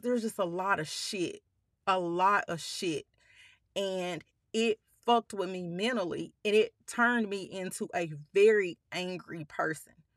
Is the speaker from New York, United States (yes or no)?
no; Pine Bluff, Arkansas, United States; moved away; I was born in Palm Bluff, um, we lived there until I was going into the eighth grade